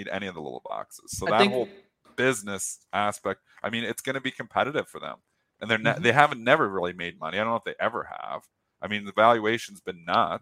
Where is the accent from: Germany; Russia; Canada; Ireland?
Canada; I'm Canadian